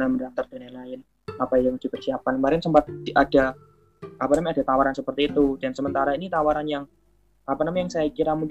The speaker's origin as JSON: {"language": "Indonesian", "town": "Jayapura", "region": "Papua", "country": "Indonesia", "tie": "born or raised there", "also_born_or_lived": "Java", "said": "Jayapura Jayapura Papua masih orang orang Jawa lahir besar di Papua kuliah di Jawa lagi dan akan kembali ke Papua insya Allah."}